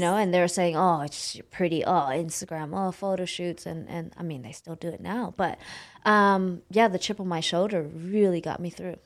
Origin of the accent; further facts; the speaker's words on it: Oakland, California, United States; also born or lived in San Jose, California; I grew up in Oakland, California